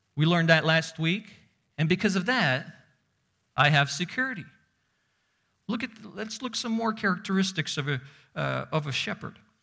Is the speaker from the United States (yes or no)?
no; Uzbekistan; moved away; growing up in Uzbekistan where you see sheep walking on the streets